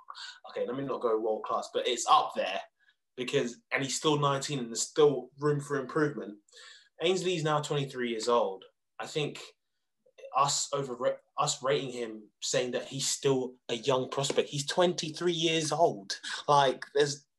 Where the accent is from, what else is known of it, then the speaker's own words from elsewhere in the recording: England, United Kingdom; as the English spectators